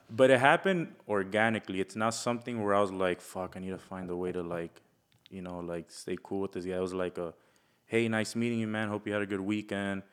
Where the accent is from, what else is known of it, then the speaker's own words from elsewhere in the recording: Florida, United States; also born or lived in Milwaukee, Wisconsin; from being born in Wisconsin to getting raised here